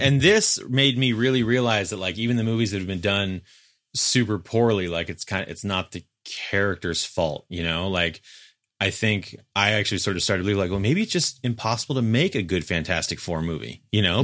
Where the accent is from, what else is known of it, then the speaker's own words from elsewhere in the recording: West Coast, United States; as a West Coaster